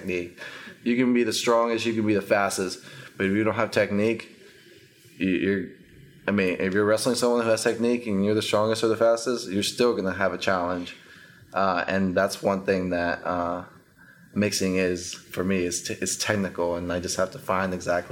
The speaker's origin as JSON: {"language": "English", "town": "Dallas", "region": "Texas", "country": "United States", "tie": "born or raised there", "also_born_or_lived": "Costa Rica / Denton, Texas", "said": "I was there till I was 6. And then I moved to Texas and grew up here. I actually grew up in the North Dallas area."}